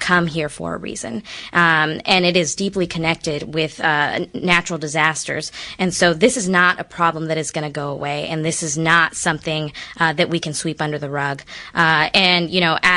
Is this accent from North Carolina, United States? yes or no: no; Houston, Texas, United States; also born or lived in California; I was born in California and raised in Houston